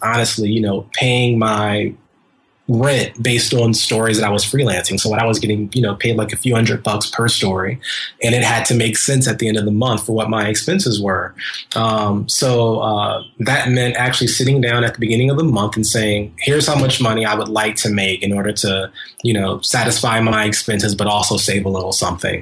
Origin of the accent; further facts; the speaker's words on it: Columbus, Ohio, United States; now in New York, United States; my hometown of Columbus, Ohio